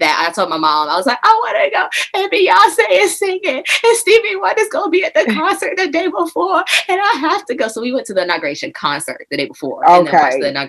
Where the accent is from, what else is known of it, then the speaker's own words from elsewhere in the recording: Maryland, United States; I'm from Maryland.